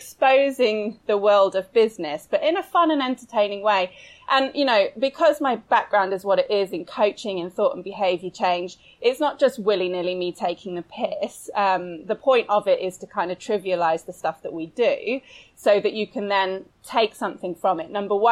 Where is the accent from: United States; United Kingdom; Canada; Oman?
United Kingdom; I'm British. So satire is basically in my blood